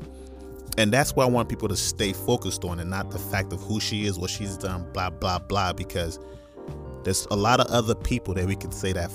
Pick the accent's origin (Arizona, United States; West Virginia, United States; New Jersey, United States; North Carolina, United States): North Carolina, United States; also born or lived in New York / Nigeria; now in Iowa, United States; I'm Nigerian by nationality. Definitely was raised in New York, grew up in North Carolina. Big ups, North Carolina. I'm currently in Iowa